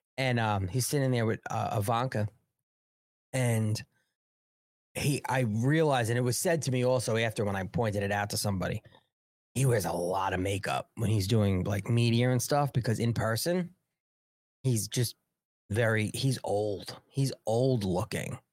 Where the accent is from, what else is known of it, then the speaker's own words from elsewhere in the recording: New York, United States; I'm from New York